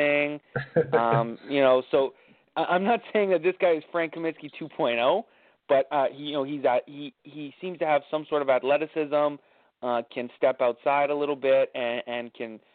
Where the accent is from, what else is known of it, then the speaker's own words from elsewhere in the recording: Windsor, Ontario, Canada; I am Canadian, so I'm repping here in Windsor, Ontario.